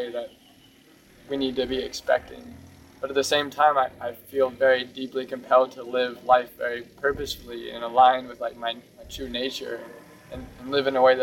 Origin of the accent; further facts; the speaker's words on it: United States; growing up in Christianity in the U.S.